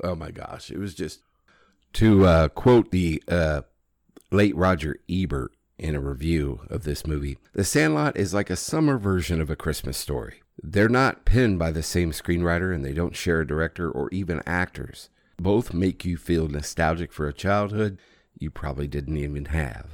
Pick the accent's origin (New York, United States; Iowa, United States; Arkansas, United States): Iowa, United States; moved away as an adult; That's home.